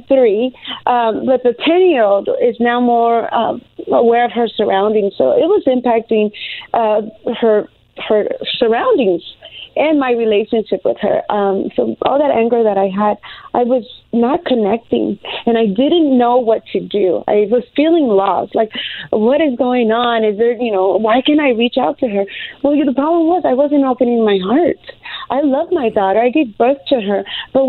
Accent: United States; I'm American. I am with Mexican descent. My father is Mexican, and my mother is Salvadorian, and they met in California

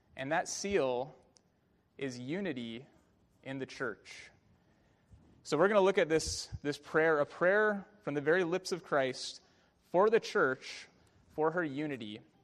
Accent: Bay Area, California, United States; growing up in the Bay Area watching Barry Bonds

